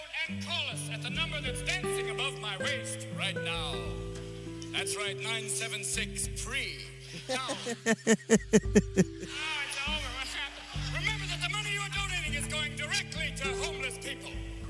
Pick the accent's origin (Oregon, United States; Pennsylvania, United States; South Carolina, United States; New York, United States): New York, United States; Bronx; I'm from the Bronx.